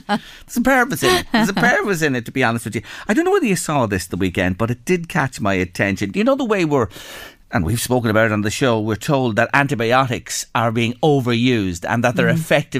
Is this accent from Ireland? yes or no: yes; Ireland; can I go to Germany and open an account, being an Irish person in a bank in Germany?